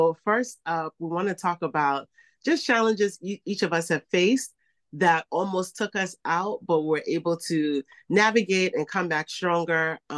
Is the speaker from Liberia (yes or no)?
yes; Liberia; now in United States; And I got into the business because when I moved to the States from Liberia, I just saw a lot of negative perceptions and stereotypes about what it meant to be African, West African, and I didn't like it.